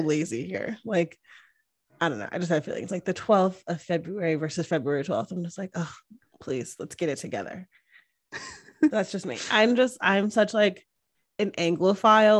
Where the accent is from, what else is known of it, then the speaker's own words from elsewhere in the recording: Northeast, United States; now in Austin, United States; I grew up in the Northeast, so right by New York